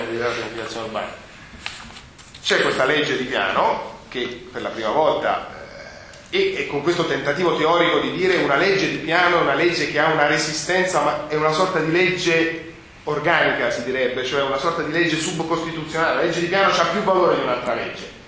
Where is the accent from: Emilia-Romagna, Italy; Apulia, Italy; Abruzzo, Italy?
Abruzzo, Italy; sono un abruzzese